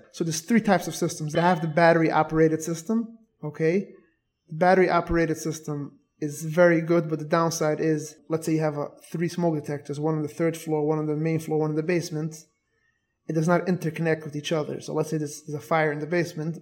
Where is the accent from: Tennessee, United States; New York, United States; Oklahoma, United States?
New York, United States; New York City; moved away as an adult; now in Airmont, United States; I was born and raised in Borough Park.